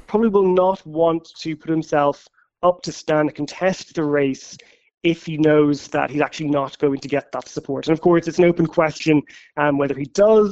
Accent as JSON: {"language": "English", "country": "Ireland", "moved": "yes", "lives_now": "London, United Kingdom", "said": "as an Irish journalist in London"}